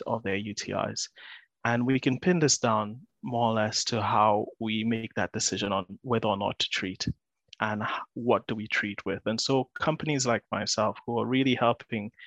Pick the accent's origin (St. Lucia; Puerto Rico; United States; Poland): St. Lucia; moved away as an adult; now in Bristol, United Kingdom; I'm originally from St. Lucia, so I moved quite a few thousand miles